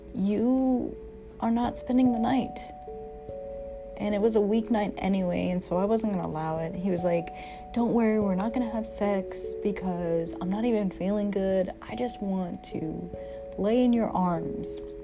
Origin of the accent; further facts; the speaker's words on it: Virginia, United States; moved away; my home state, which is Virginia